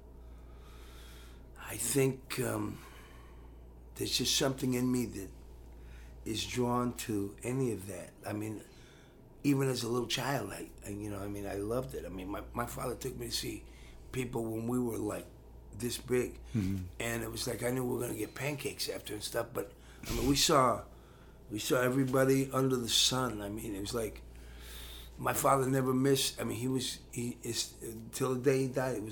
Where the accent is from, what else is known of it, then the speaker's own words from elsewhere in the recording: California, United States; I'm from California